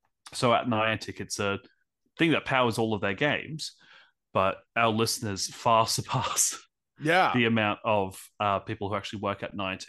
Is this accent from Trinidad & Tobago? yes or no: no; Brisbane, Queensland, Australia; I'm from Brisbane, Australia.